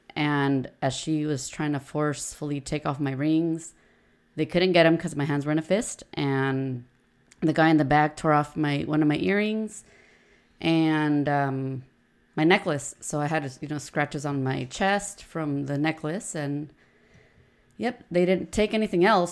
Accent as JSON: {"language": "English", "town": "Oceanside", "region": "California", "country": "United States", "tie": "born or raised there", "said": "We've born and raised in Oceanside. Both my parents are from Mexico, and all of us are from here in Oceanside."}